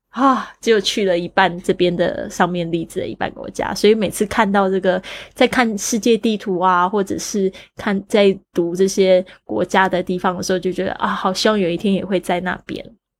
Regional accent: Taiwan; 那我在这个台湾出生长大

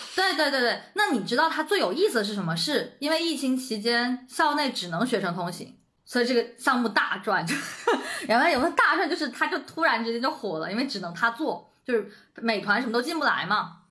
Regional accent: Shenzhen, Guangdong, China; moved away as an adult; now in Beijing, China; 我其实一直都在深圳嘛，我在深圳出生、长大

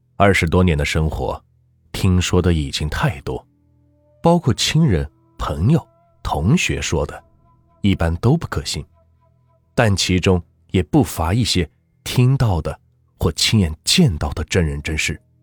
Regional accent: Anhui, China; 我呢，也是安徽人

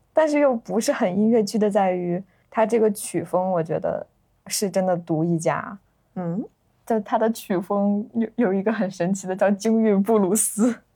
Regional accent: northern China, China; 我是个北方人，就对它里面那个京腔啊，北方的这个文化的氛围感觉还是比较熟悉的

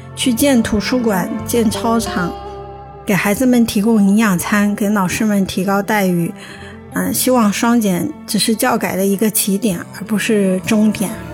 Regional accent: Hubei, China; moved away; 仙桃是我们湖北的一个城市，算四线五线吧

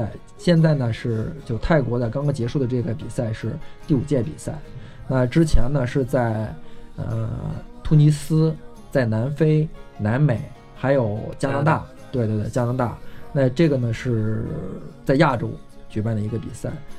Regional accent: China; 要挑战一下，然后不能给我们中国人丢脸。

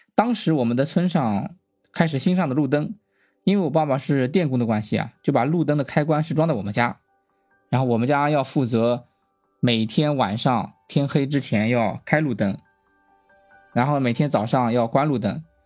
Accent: Shandong, China; 我是出生在一个山东的小镇上

